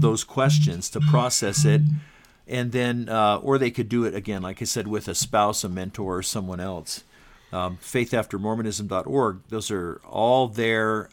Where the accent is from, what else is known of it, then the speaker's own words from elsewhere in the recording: Southern California, United States; also born or lived in Utah; I was born in Utah, but, um, shortly after that, my family lived all around the West. And from third grade on, I grew up in Southern California